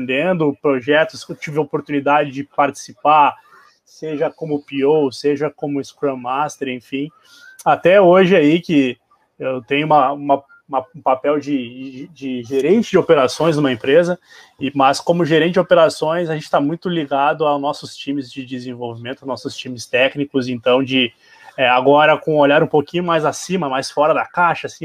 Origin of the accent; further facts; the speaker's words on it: Porto Alegre, Rio Grande do Sul, Brazil; sou oriundo dos Pampas, né, sou, sou gaúcho, sou de, aqui de Porto Alegre